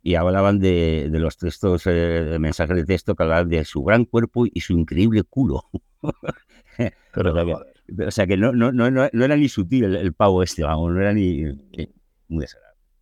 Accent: Spain; como los españoles habíamos

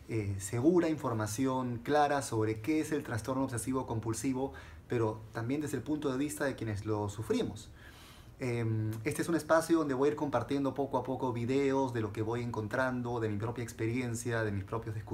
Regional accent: Lima, Peru; soy de Lima, Perú y tengo TOC.

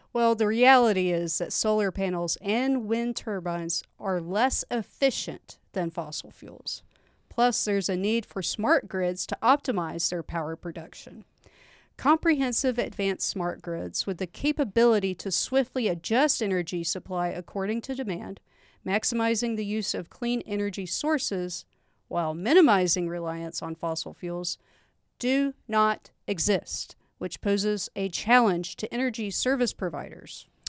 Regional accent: Georgia, United States; moved away; I am from Georgia

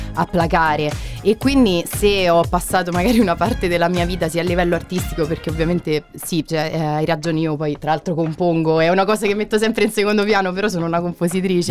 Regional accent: Rieti, Lazio, Italy; also born or lived in Terni; now in Perugia, Italy; io poi sia di Riedi, quindi sono umbra adottata praticamente perché sono sarei laziale

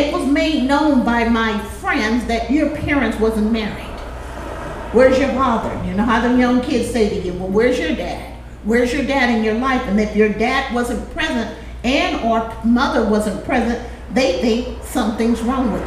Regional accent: Los Angeles, California, United States; I grew up in South Central

